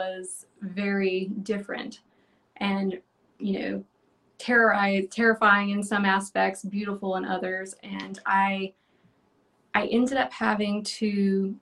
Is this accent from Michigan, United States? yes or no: no; North Carolina, United States; I grew up in North Carolina